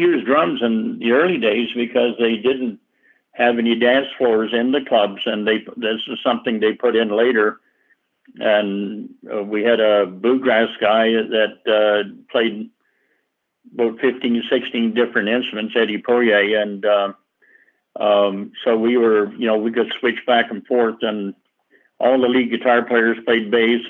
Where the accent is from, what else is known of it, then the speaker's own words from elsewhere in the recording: Back Bay, New Brunswick, Canada; moved away as an adult; also born or lived in Toronto, Ontario; I was born in Back Bay, New Brunswick, and I went to school there, graduated